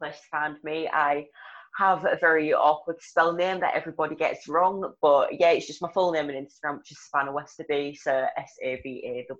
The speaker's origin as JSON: {"language": "English", "town": "Hull", "region": "Yorkshire and the Humber", "country": "United Kingdom", "also_born_or_lived": "Leeds area, West Yorkshire", "accent": "broad", "lives_now": "Leeds, United Kingdom", "said": "So I'm from Hull in Yorkshire. I live in West Yorkshire now, so I'm like Leeds area"}